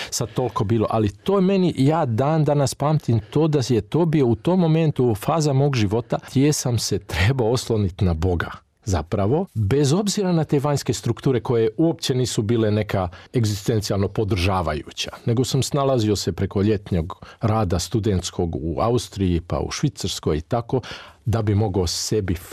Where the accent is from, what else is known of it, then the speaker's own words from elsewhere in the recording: Ada, Vojvodina, Serbia; moved away; ja sam inače porijeklom iz Vojvodine i to je bila župa Svetog Trojstva u Adi